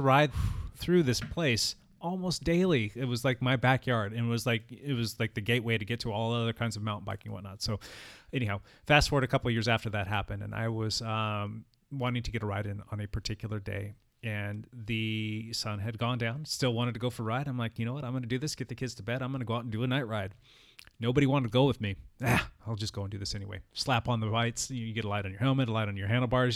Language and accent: English; San Diego County, California, United States; also born or lived in Orange County, California; I grew up in San Diego County for the first twenty years